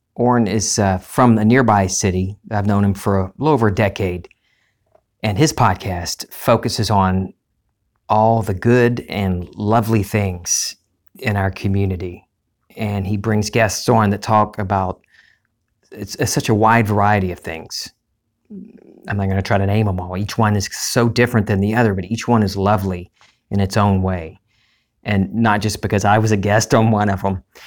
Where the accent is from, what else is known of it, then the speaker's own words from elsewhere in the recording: Lake Charles, Louisiana, United States; my hometown, into Lake Charles